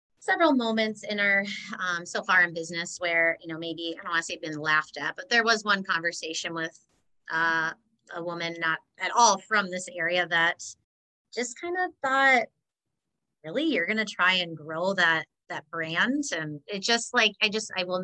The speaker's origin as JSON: {"language": "English", "town": "Hazel Green", "region": "Wisconsin", "country": "United States", "tie": "born or raised there", "said": "I loved growing up in Hazel Green."}